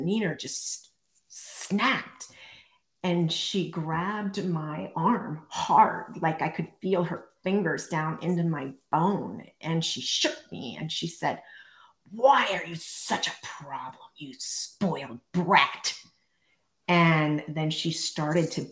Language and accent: English; central Pennsylvania, United States; now in Montana, United States; I'm originally from a teeny tiny town in the center of Pennsylvania